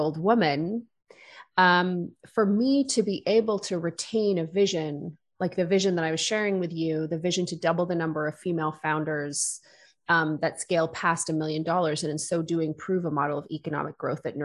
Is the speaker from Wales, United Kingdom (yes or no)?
yes; Wales, United Kingdom; I grew up in a small town